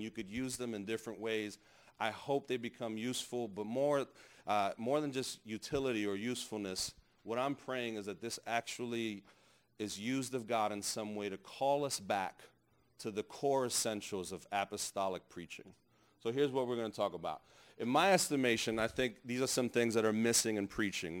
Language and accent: English; New York City, New York, United States; I grew up in New York.